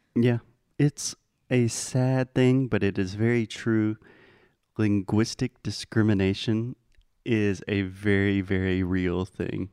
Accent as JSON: {"language": "English", "country": "United States", "said": "as an American"}